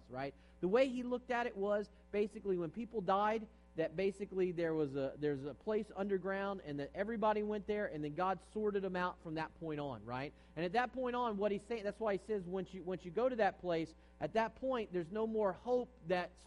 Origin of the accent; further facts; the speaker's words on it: East Coast, United States; now in San Jose, United States; I'm from the East Coast